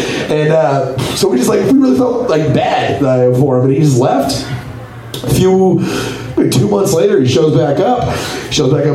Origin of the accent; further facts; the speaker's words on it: Copperas Cove, Texas, United States; I grew up in a town called Coppers Cove, Texas.